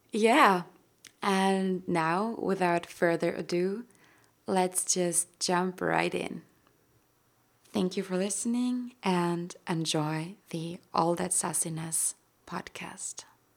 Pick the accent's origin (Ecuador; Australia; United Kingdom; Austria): Austria; first language German; English is a second language; I've always identified with being an earthling way more than with being Austrian anyway